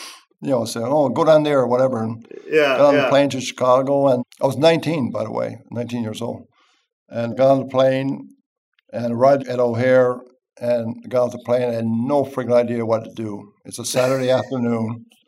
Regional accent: Newfoundland and Labrador, Canada; I'm from Canada.

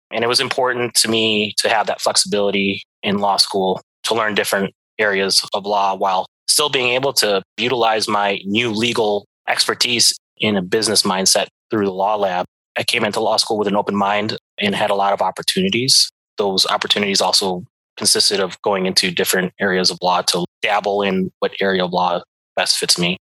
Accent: Chicago, Illinois, United States; moved away as an adult; also born or lived in Montana; I was born and raised here in Chicago.

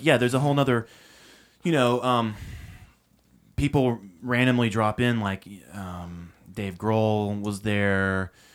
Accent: Nashville, Tennessee, United States; I grew up in Nashville

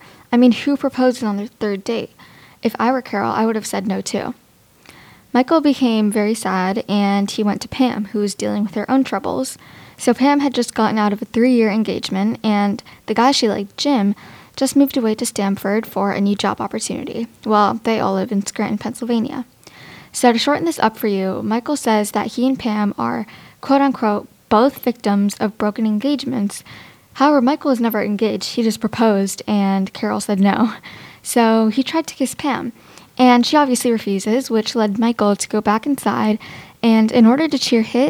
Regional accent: India; So for starters, I'm Indian, similarly to Kelly, and I also celebrate Diwali.

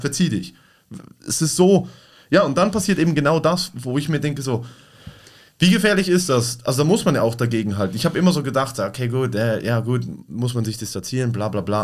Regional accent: Basel, Basel-Stadt, Switzerland; bei uns in Basel, da wo ich herkomme

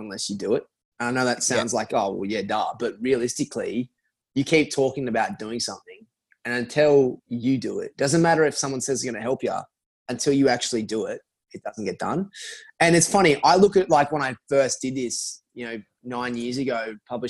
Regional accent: Sydney, New South Wales, Australia; moved away as an adult; now in New York, United States; I'm from Mona Vale, Bulgola

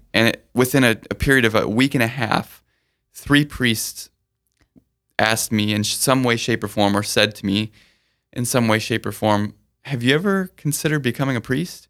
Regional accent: Sioux Falls, South Dakota, United States; also born or lived in Burnsville, Minnesota; Most of my childhood's been spent since two and a half in Sioux Falls

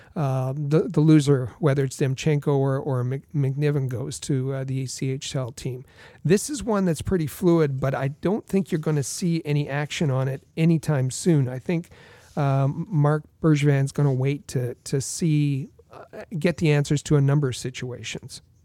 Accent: Thunder Bay, Ontario, Canada; my hometown of Thunder Bay, Ontario

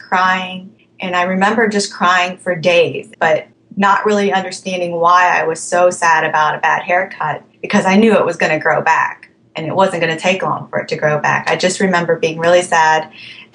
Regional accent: Alexandria, Virginia, United States; also born or lived in Thailand; I am from Alexandria, Virginia

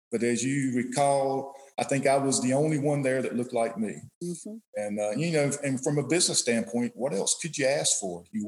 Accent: Gaston County, North Carolina, United States; also born or lived in Charlotte, North Carolina; I grew up, I was born in Charlotte. I grew up across the river, what is probably today better known, Mountain Island Lake. I grew up in Lucian, Gaston County.

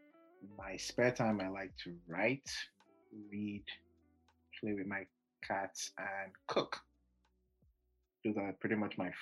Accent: Yorubaland, Nigeria; I'm also Yoruba

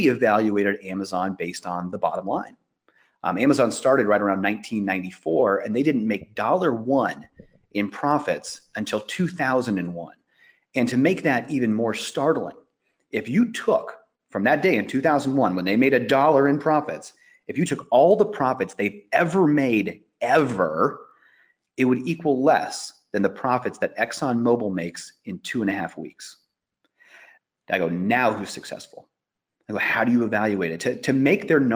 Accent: Iowa, United States; I grew up in Iowa

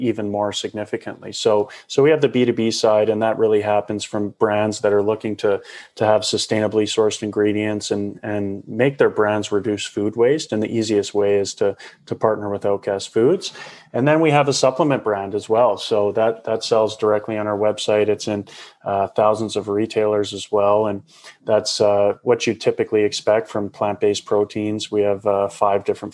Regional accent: Calgary, Alberta, Canada; out of Calgary, where my hometown is.

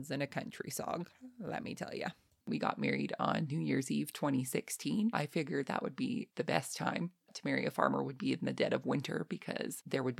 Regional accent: Lethbridge, Alberta, Canada; originally I am from Lethbridge, Alberta, Canada

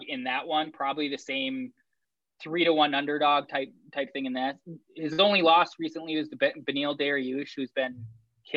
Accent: Wisconsin, United States; I'm from Wisconsin.

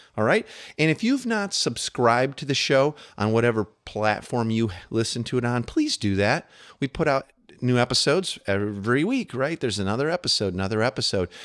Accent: United States; as an American living here

